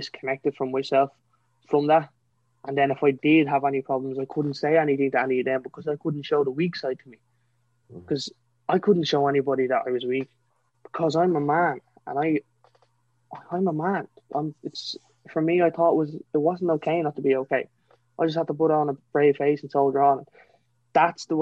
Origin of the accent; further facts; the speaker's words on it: County Kildare, Ireland; I'm from County Kildare, a little small place called Rockcoffee.